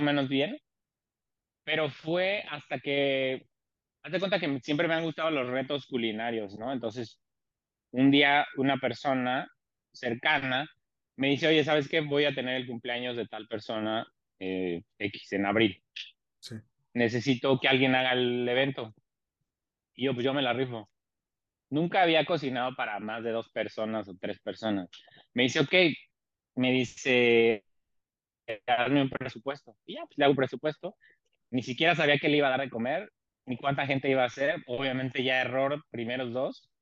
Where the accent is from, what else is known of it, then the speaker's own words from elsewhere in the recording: Mexico City, Mexico; moved away as an adult; now in Tijuana, Mexico; soy originario de la Ciudad de México, actualmente migrante y viviendo en Tijuana desde hace 23 años